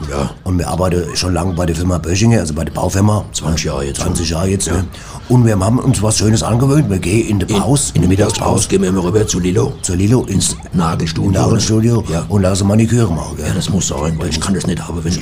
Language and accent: German; Cologne, North Rhine-Westphalia, Germany; Also ich komme ja aus Köln und wir Kölner sind ja von Hus und äh, schickomatmäßig unterwegs.